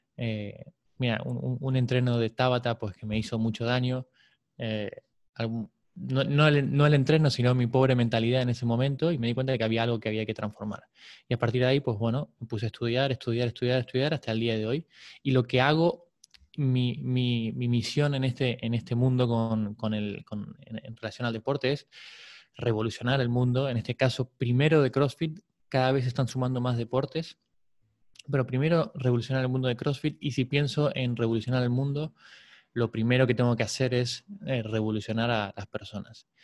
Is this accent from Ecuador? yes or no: no; Buenos Aires, Argentina; moved away as an adult; now in Barcelona, Spain; Nací en Buenos Aires, a los 21 me vine aquí, hoy tengo 39